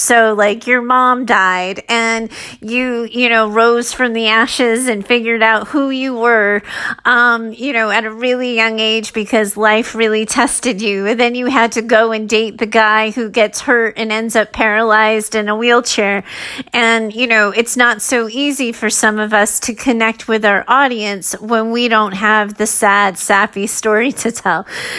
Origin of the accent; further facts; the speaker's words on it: Arizona, United States; now in California, United States; I grew up in Arizona. And then I wanted a new environment. I wanted to see what it was like in a new place. So I moved to California.